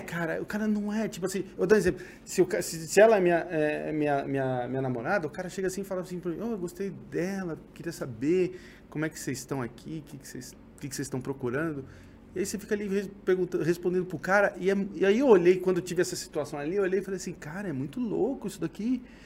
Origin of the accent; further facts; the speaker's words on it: São Paulo, Brazil; eu sou de São Paulo